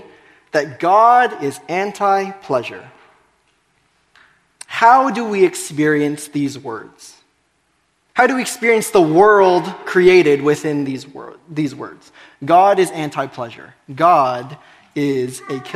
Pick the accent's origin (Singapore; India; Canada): Canada; I grew up in Canada doing French immersion.